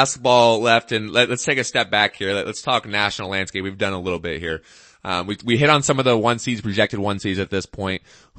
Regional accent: Seattle, Washington, United States; I'm from Seattle.

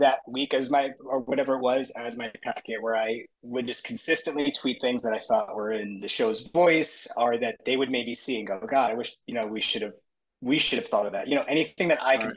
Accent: Long Island, New York, United States; I grew up in Long Island

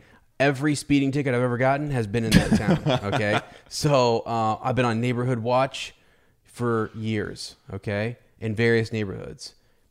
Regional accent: Mount Vernon, Ohio, United States; I love my hometown, and I love that it's changing and it's evolving and it's getting better. I really do, because it is a good town. It's a good place. I love Ohio, but Mount Vernon is, it has grown on me

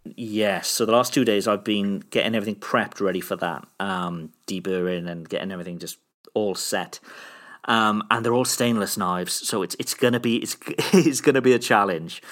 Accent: Cardiff, Wales, United Kingdom; from my, from my hometown back here, back in, back in Cardiff in the U K

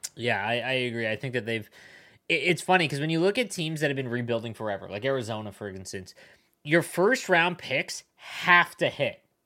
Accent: Southern Ontario, Canada; also born or lived in Buffalo; I grew up in Southern Ontario

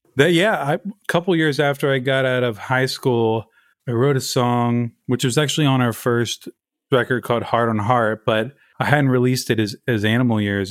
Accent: Baltimore, Maryland, United States; moved away as an adult; now in Brooklyn, United States; I grew up in Baltimore, Maryland

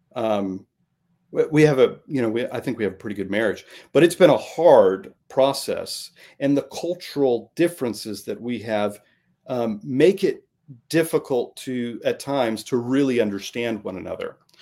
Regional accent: Midwest, United States; I grew up in the Midwest

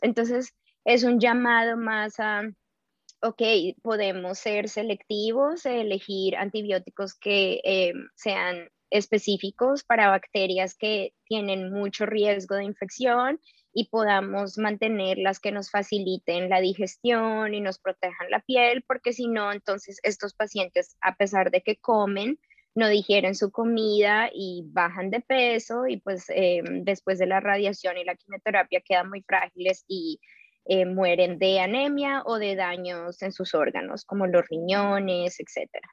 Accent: Colombia; now in New York, United States; yo soy colombiana

